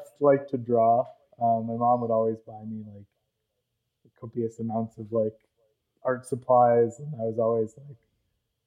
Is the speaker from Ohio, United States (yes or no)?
yes; Canton, Ohio, United States; moved away; I grew up in Ohio, Canton, Ohio